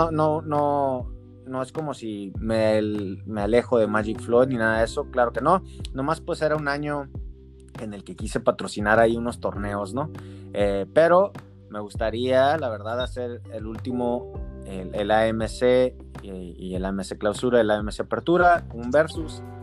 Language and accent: Spanish; Mexico; yo soy aquí de México